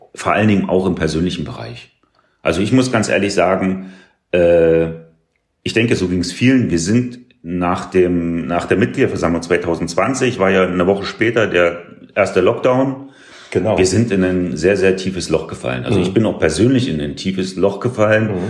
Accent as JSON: {"language": "German", "area": "small village near Hoyerswerda", "region": "northern Saxony", "country": "Germany", "tie": "born or raised there", "also_born_or_lived": "Cottbus", "moved": "as an adult", "lives_now": "Wildau, Germany", "said": "ich komme ja aus Nordsachsen sozusagen, ein mhm. sehr, sehr kleines Dörfchen äh, in der Nähe von Hoyerswerda"}